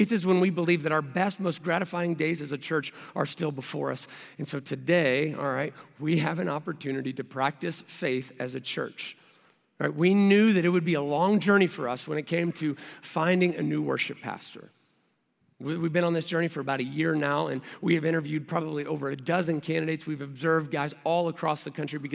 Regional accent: Kentucky, United States; moved away; also born or lived in Texas; I moved here from Texas and I'm originally from Kentucky.

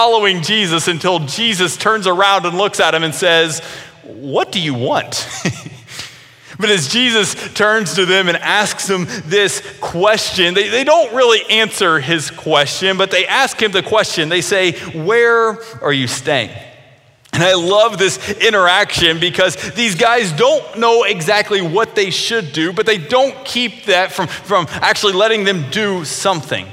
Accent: Grayson, Kentucky, United States; Kentucky Christian University, which was in my hometown

